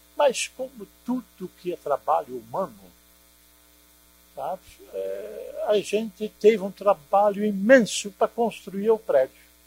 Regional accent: Netherlands; now in Brazil; eu sou holandês

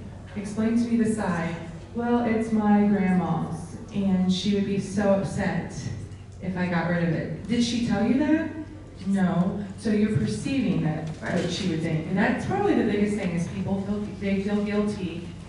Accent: Kansas, United States; So I lived in Kansas. I was born in Kansas, and I had a neighbor, Mrs. Crumbaker

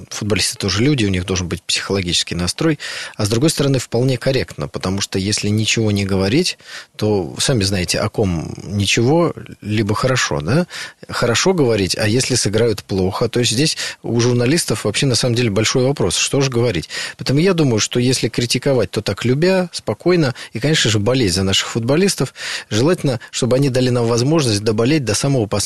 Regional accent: Saint Petersburg, Russia; Ну вот я из Санкт-Петербурга, да, в Санкт-Петербурге все болеют за «Зенит».

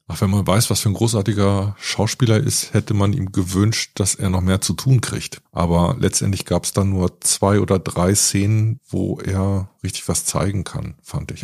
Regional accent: Northern Germany, Germany; ich bin in Norddeutschland groß geworden

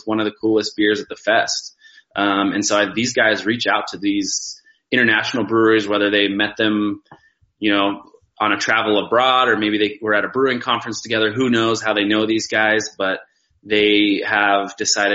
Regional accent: Durango, Colorado, United States; I grew up in Durango, so Ska was kind of like my hometown brewery

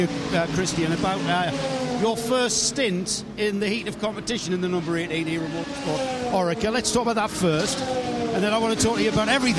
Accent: England, United Kingdom; I'm English

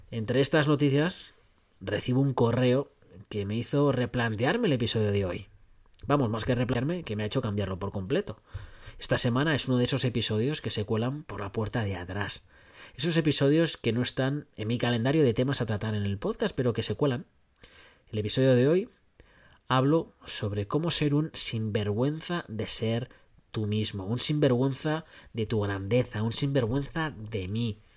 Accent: Carabanchel, Community of Madrid, Spain; Quizás que fuese de Madrid, o quizás que dejara claro que no solamente que era de Madrid, sino que soy de Carabanchel, decía.

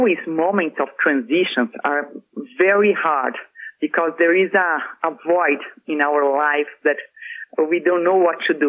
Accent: Brazil; moved away; I went to Brazil, back to my home country for Christmas

